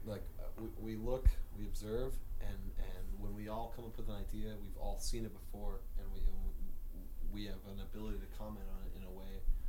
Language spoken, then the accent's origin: English; New Jersey, United States; Nah, I came from Jersey. Ended up traveling a bunch. Ended up in Portland.